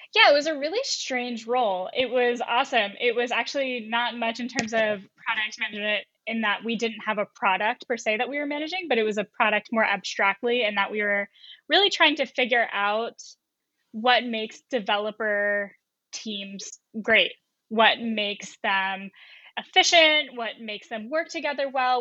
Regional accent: North Carolina, United States; moved away as an adult; also born or lived in San Francisco Bay Area, California; now in San Francisco, United States; I'm from North Carolina, so I didn't really have a great understanding of technology, and I didn't really until I came to the West Coast for college.

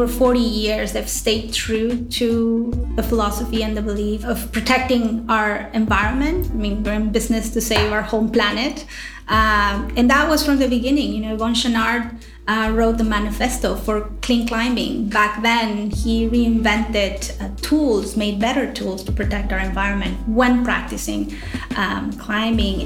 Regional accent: Lima, Peru; moved away as an adult; now in United States; I was born in Lima, Peru. Born and raised, moved to the U.S. For school.

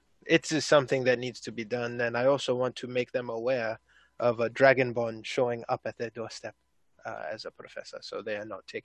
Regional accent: Maine, United States; Went to high school in Maine.

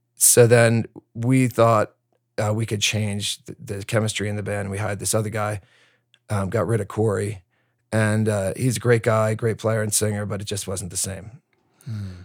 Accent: New Jersey, United States; also born or lived in Bronx, New York; I'm from Jersey

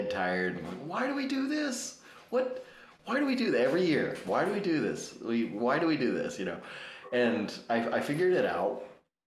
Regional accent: Prince William County, Virginia, United States; moved away; I grew up in Prince William County, Virginia, which is right next to Loudoun County

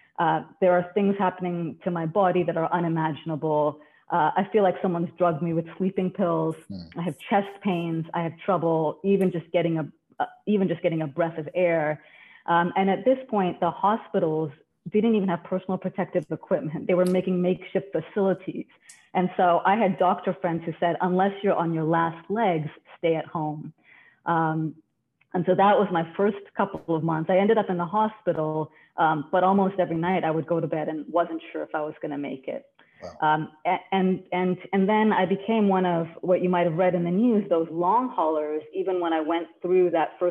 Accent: Canada; now in New York, United States; I've been in New York long enough now, so I've lost a little bit of the Canadian, but I'm still Canadian at heart.

